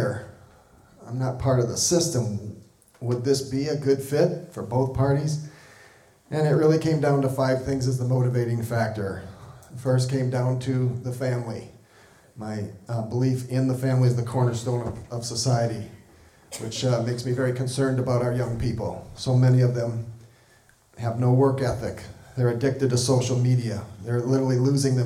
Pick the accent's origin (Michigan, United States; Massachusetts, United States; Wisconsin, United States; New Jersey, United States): Wisconsin, United States; southeastern; moved away as an adult; also born or lived in St. Louis, Missouri; now in Cody, Wyoming, United States; grew up in southeastern Wisconsin